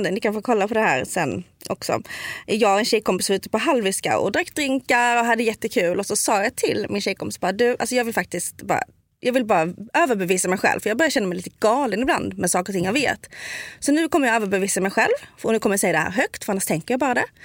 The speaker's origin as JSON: {"language": "Swedish", "region": "Skåne", "country": "Sweden", "accent": "Scanian (skånska)", "said": "jag kommer verkligen sticka ut för jag pratar skånska."}